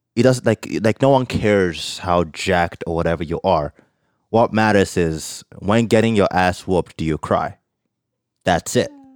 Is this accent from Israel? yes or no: no; Nigeria; now in Canada; growing up in Nigeria